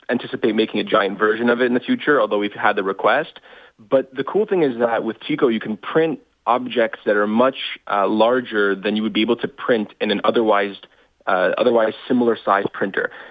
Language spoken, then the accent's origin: English; Toronto, Ontario, Canada; Uh, I'm from Toronto.